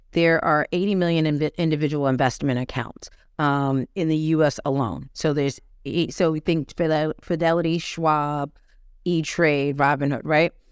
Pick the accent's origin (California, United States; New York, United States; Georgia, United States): New York, United States; New York City; moved back to my hometown, New York City, Harlem, New York